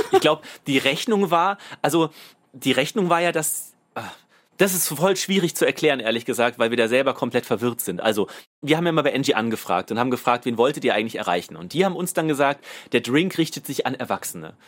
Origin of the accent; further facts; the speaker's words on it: Saarland, Germany; wir kommen ja aus dem Saarland